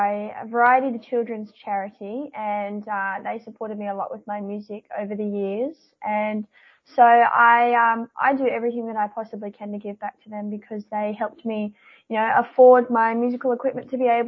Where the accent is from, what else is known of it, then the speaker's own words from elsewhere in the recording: Newcastle, North East England, United Kingdom; my hometown of Newcastle